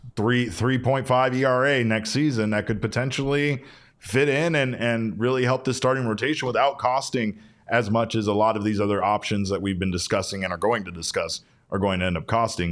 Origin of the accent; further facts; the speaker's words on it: Arizona, United States; I'm from Arizona